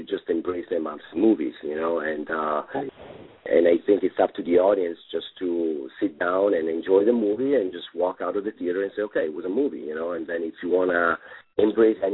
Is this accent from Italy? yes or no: yes; Rome, Lazio, Italy; English is a second language; moved away as an adult; now in Los Angeles, United States; in Rome, in my hometown